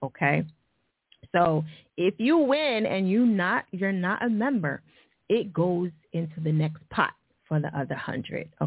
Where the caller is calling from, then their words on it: Detroit, Michigan, United States; I'm calling from Detroit, of course.